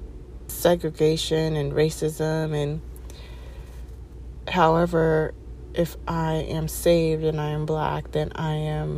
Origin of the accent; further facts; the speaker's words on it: East Coast, United States; moved away as an adult; I grew up on the East Coast, and the East Coast is diverse as anything.